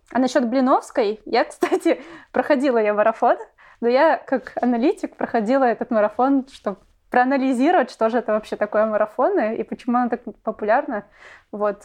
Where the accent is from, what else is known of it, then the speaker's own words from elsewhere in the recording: Saint Petersburg, Russia; я из Петербурга, и Э, вуз — это политехнический университет